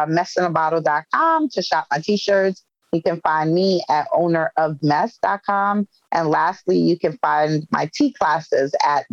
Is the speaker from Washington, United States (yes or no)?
no; Brooklyn, New York, United States; A hidden talent that I have is I could jump double dutch, because I'm from Brooklyn, New York, and Brooklyn girls know how to jump rope.